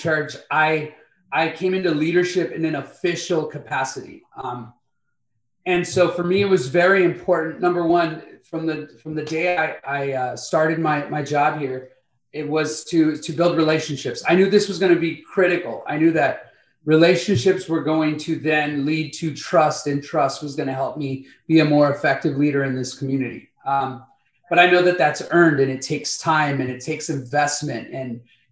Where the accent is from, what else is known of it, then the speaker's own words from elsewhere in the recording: Compton, California, United States; moved away as an adult; also born or lived in Santa Fe, New Mexico; now in Benton Harbor, United States; My wife and I were brought up in Compton, California, went to high school together